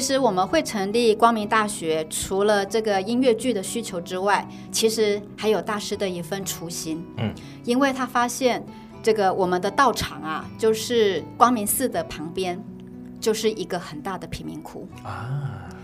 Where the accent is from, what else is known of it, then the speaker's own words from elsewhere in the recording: Taiwan; 我们又是台湾人，老实说我们的英文真的不是很好